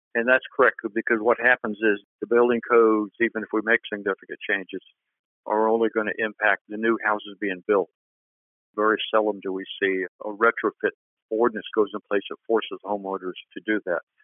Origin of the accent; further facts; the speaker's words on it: Florida, United States; Born and raised in Florida, been through a lot of hurricanes